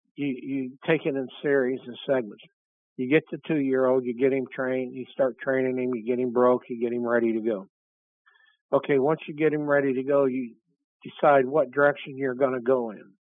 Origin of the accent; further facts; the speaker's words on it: Florida, United States; I'm from Florida